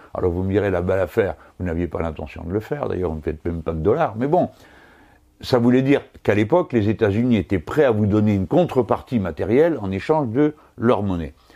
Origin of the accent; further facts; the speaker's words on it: France; nous autres Français